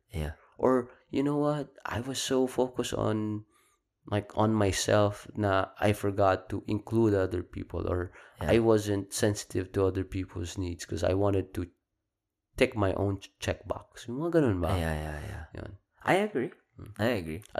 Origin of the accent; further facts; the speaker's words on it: Philippines; now in United States; lumaki ako sa Pilipinas, oo, oh, American citizen na ako ngayon